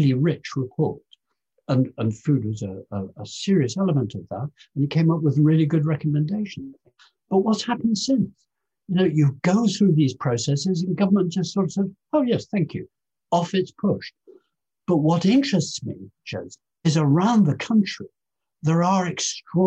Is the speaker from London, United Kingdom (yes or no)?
no; Lincolnshire, East Midlands, United Kingdom; I was born in Lincolnshire